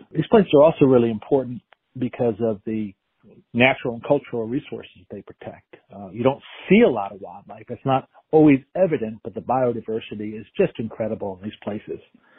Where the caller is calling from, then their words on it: Asheville, North Carolina, United States; I'm calling from Asheville, North Carolina.